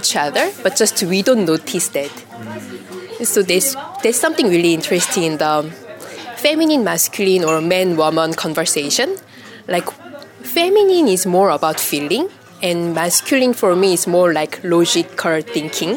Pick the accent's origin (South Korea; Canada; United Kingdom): South Korea; English is a second language; now in Paris, France; I'm from South Korea and I live in Paris